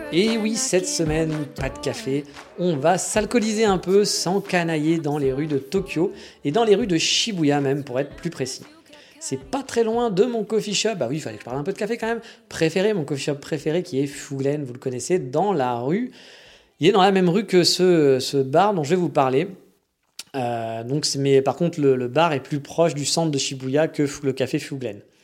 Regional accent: France; now in Japan; quand on est français

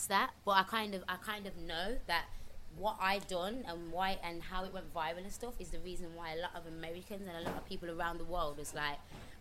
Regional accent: Birmingham, West Midlands, United Kingdom; accent: strong brummy; moved away; also born or lived in London; this strong, brummy accent

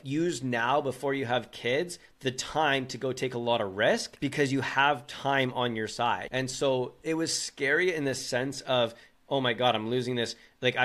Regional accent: British Columbia, Canada; I'm from British Columbia, Canada, a good old Canadian boy

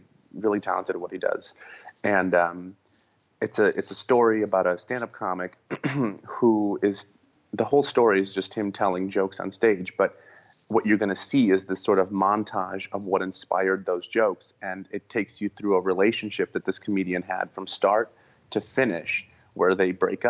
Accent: Minneapolis, Minnesota, United States; born or raised there; moved away as an adult; also born or lived in Ukraine; now in Los Angeles, United States

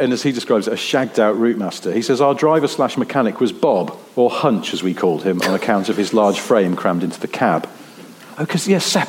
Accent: East of England, United Kingdom; I grew up in Suffolk, and from 1979 had to use the school bus service to take me to upper school.

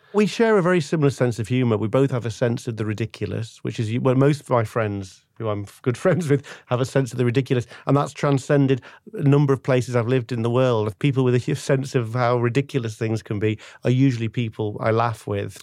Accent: Manchester, North West England, United Kingdom; now in London, United Kingdom; I'm English, uh, originally from Manchester

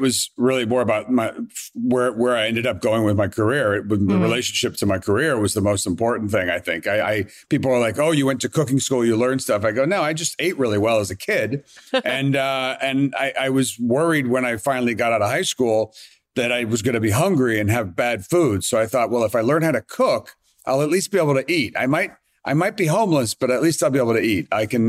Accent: Queens, New York, United States; I grew up in Jamaica, Queens. My mom only made steak well done.

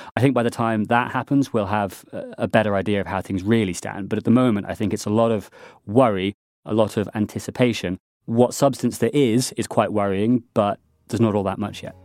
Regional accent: United Kingdom; being a Brit

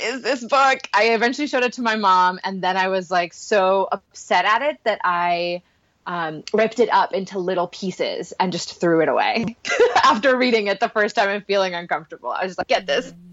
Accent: Puerto Rico; English is a second language; I grew up in Puerto Rico, so that wasn't our first language

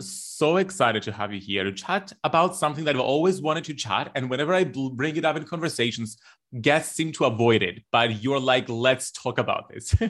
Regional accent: Cyprus; growing up in Cyprus, we are a colonized nation

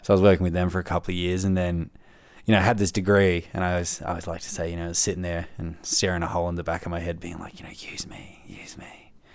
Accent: Melbourne, Victoria, Australia; moved away as an adult; now in Canberra, Australia; I'm from Melbourne originally and, uh, moved up here for the grad program

